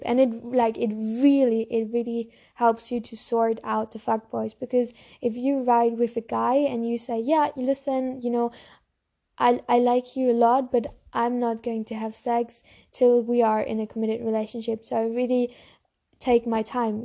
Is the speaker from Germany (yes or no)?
yes; Germany; I also have a German YouTube channel because I'm from Germany